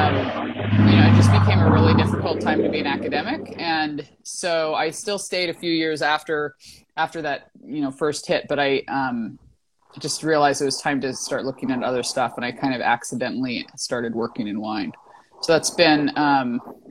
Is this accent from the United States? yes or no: yes; Alaska, United States; now in California, United States; I was born and raised in Alaska